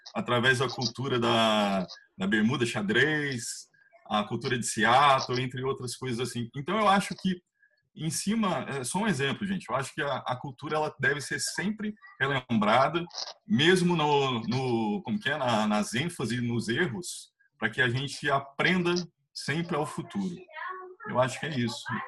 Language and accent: Portuguese; Cruzeiro, São Paulo, Brazil; now in Itatiaia, Brazil; eu sou de Cruzeiro. Hoje eu moro em Tatiaia